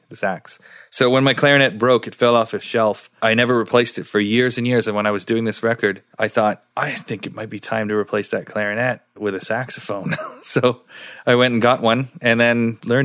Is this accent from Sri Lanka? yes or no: yes; Sri Lanka; now in Nova Scotia, Canada; I was born in Sri Lanka